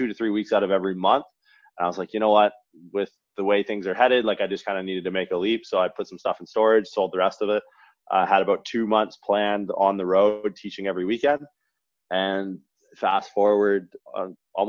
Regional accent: Canada; moved away as an adult; also born or lived in Toronto / Santa Clara, California; I'm from Canada originally.

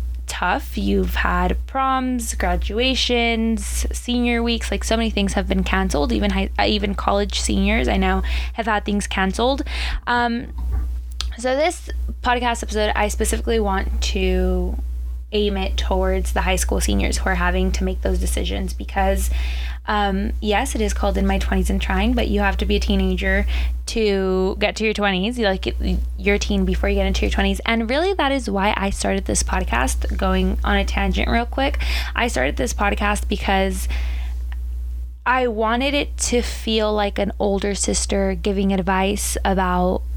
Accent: Southern California, United States; born and raised in Southern California

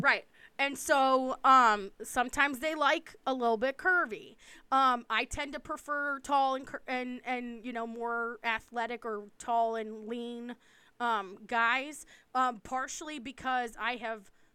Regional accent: East Coast, United States; I'm from the East Coast.

